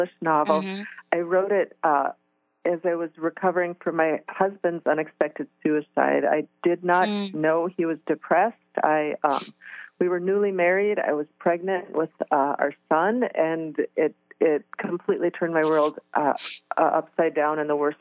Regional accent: Midwest, United States; I was raised in the Midwest

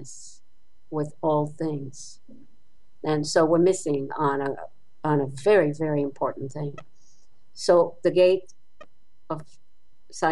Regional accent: Israel; moved away; I grew up in Israel.

